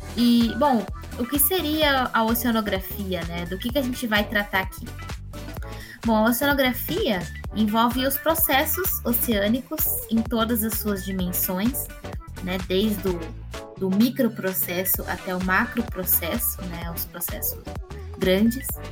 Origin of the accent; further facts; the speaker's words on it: Campinas, São Paulo, Brazil; eu sou nascida em Campinas